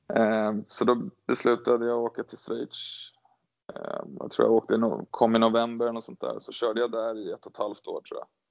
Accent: Gävle, Gävleborg County, Sweden; startade karriären här, här hemma i Gävle

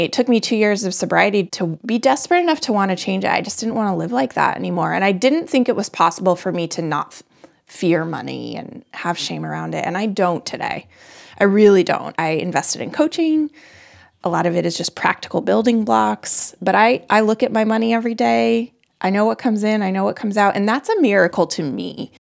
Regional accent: Colorado, United States; also born or lived in north of Boston, Massachusetts; now in Boston area, United States; I live just north of Boston. I'm from Colorado.

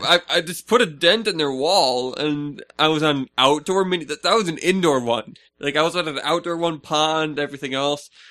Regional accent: Minnesota, United States; we're the land of ten thousand lakes.

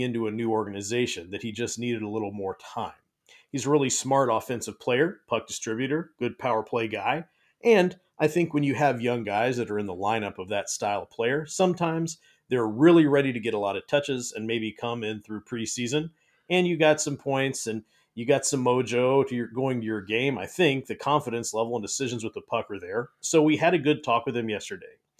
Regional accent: Bay Area, California, United States; moved away; I grew up in the Bay Area of California

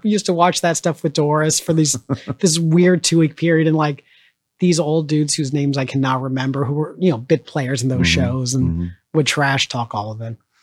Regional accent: Orange County, California, United States; now in Chicago, United States; I was in high school and I grew up in Orange County, which was um, very very conservative

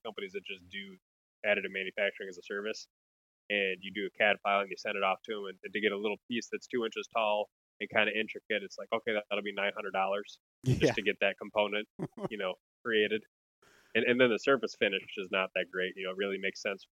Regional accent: Wisconsin, United States; now in Minnesota, United States; And I grew up in Wisconsin

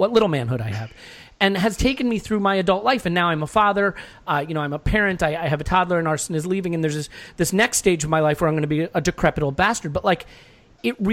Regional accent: Chicago, Illinois, United States; I was born in Chicago, and as a result, I am a Chicago sports fan

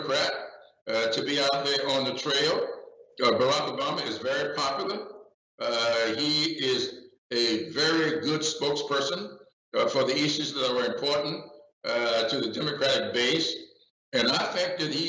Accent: Charleston County, South Carolina, United States; I grew up in Charleston County

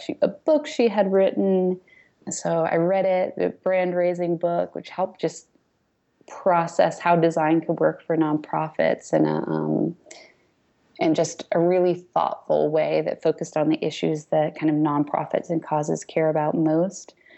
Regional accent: New Jersey, United States; I grew up mostly in New Jersey

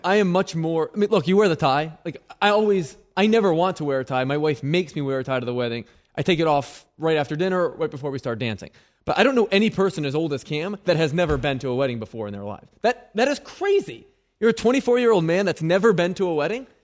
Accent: Baltimore, Maryland, United States; I was born in Baltimore in nineteen ninety

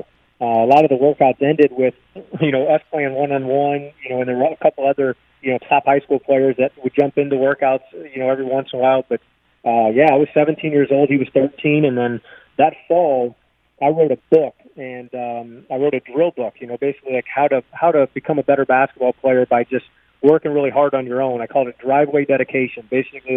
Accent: St. Louis, Missouri, United States; We're both from St. Louis

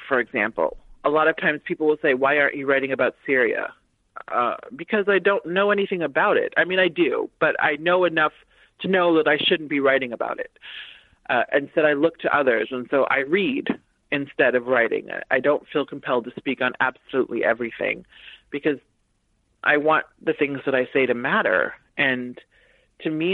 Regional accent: United States; I'm the daughter of immigrants. So I grew up Haitian American and I grew up Black in America.

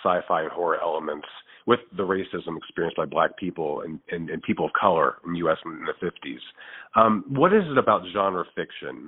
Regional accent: Chicago, Illinois, United States; just as a Chicagoan

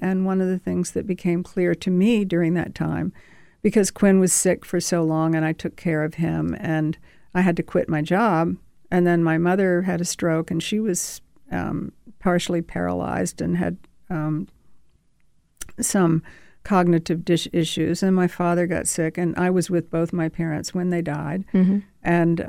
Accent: Savannah, Georgia, United States; also born or lived in Statesboro, Georgia; I'm from Savannah, Georgia, mm-hmm. and my family is from Statesboro, which is a little tiny town. Mm-hmm. It's a deep South

